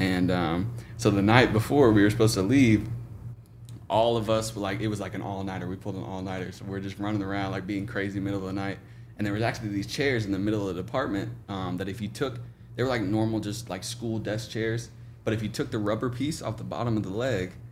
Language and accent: English; Oklahoma, United States; born or raised there; moved away as an adult; now in Jacksonville, United States